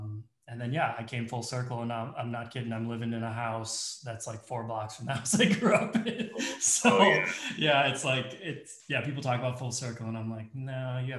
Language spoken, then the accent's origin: English; Wauwatosa, Wisconsin, United States; also born or lived in Melbourne, Florida / Aurora, Colorado / New York City / Milwaukee; And that's when we moved to Wauwatosa. Mm. So I lived in Wauwatosa from when I was like six until I moved away to college.